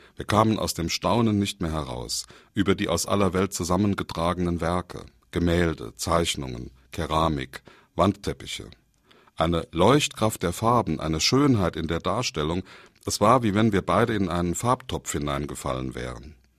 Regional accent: Saarland, Germany; bei uns im Saarland

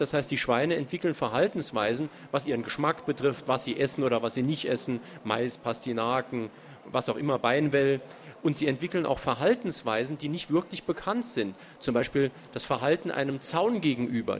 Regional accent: Saarbrücken, Saarland, Germany; bei uns in Saarbrücken

